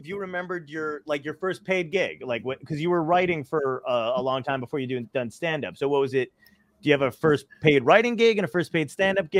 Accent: Toms River, New Jersey, United States; my hometown in Toms River

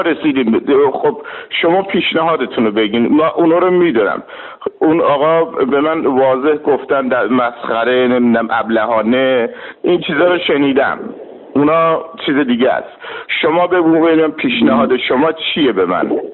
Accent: Azeri, Iranian Azerbaijan, Iran; من یک ایرانیم من یک آذریم

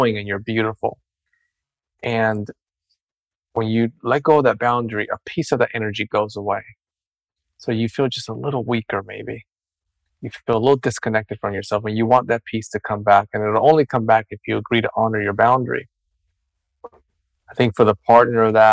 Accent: Dominican Republic; I come from a Hispanic culture. I was born and raised in Dominican Republic.

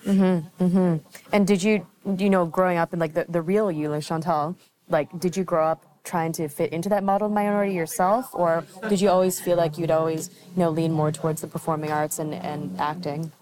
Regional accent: Vancouver, British Columbia, Canada; I'm from Vancouver

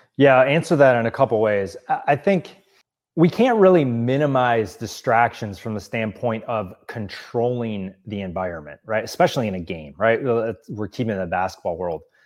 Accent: Wisconsin, United States; moved away as an adult; also born or lived in Milwaukee, Wisconsin; now in Los Angeles, United States; I grew up in Wisconsin and lived in Milwaukee for several years

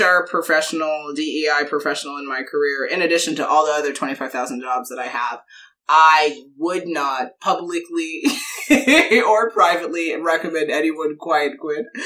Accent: New York, United States; I'm we're from New York

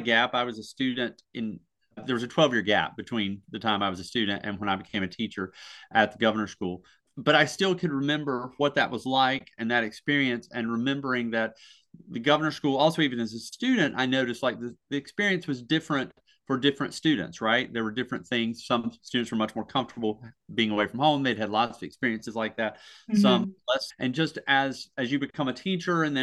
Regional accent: Surry County, North Carolina, United States; I come from a very small county. I come from Surrey County.

